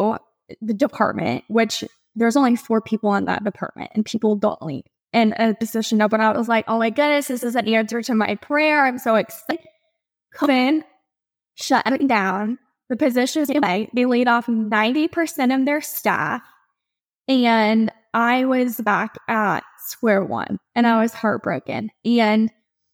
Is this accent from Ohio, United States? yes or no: yes; Ohio, United States; moved away as an adult; now in Charleston, United States; I'm originally from Ohio, and there's no beach there.